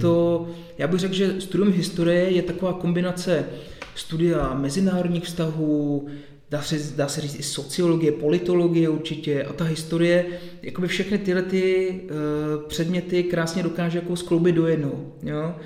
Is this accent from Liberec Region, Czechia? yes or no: no; near Příbram, Central Bohemian Region, Czechia; moved away as an adult; also born or lived in Plzeň; pocházím od Příbrami